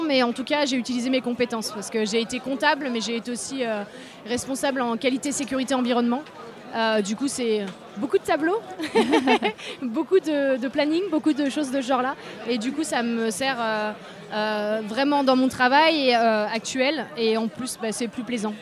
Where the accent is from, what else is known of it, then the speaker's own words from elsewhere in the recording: Grenoble, Auvergne-Rhône-Alpes, France; on vient de Grenoble